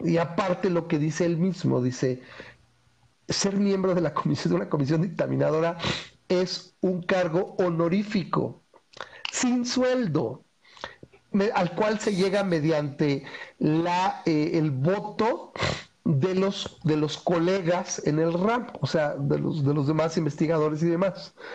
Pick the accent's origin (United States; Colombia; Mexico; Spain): Mexico; tenemos a nivel población como mexicanos